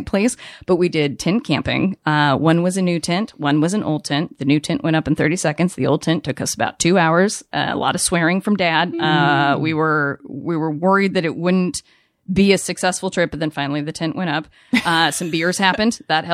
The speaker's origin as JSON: {"language": "English", "town": "Colorado Springs", "region": "Colorado", "country": "United States", "said": "my family is wonderful. We're from Colorado"}